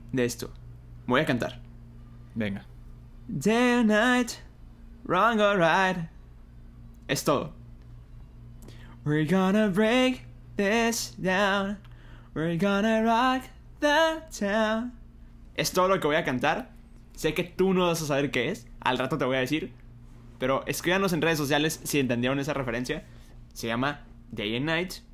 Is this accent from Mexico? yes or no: yes; Monterrey, Nuevo León, Mexico; Soy de Monterrey, más aviso.